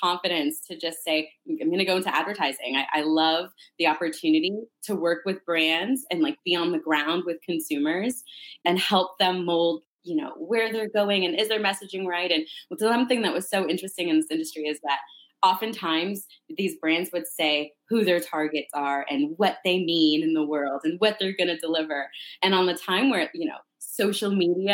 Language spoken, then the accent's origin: English; Canada; moved away as an adult; also born or lived in Northern Toronto; now in United States; I'm originally from Canada. I moved here to go to university